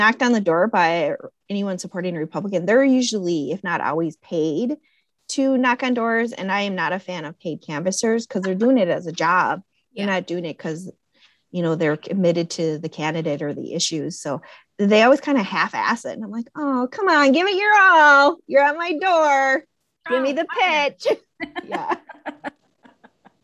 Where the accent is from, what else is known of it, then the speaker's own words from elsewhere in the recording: Connecticut, United States; I'm from Connecticut